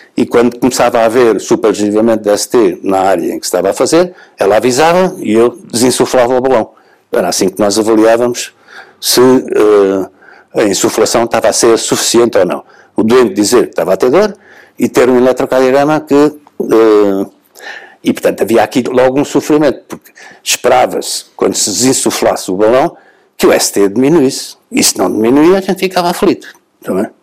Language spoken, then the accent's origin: Portuguese; Setúbal, Portugal; de Setúbal, porque é a minha terra